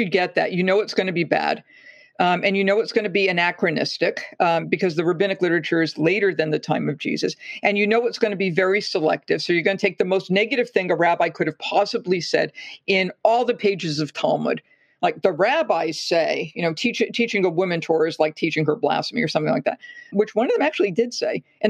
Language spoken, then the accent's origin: English; Massachusetts, United States; I'm from Massachusetts.